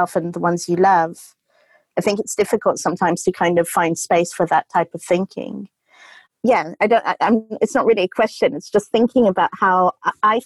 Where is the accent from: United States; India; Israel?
India; Goa; I grew up in Goa with hippie parents